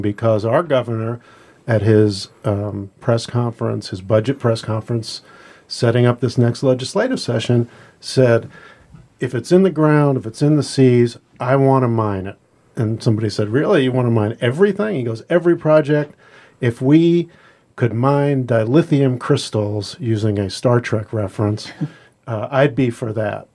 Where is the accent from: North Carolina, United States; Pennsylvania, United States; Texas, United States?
Pennsylvania, United States; now in Alaska, United States; growing up in Pennsylvania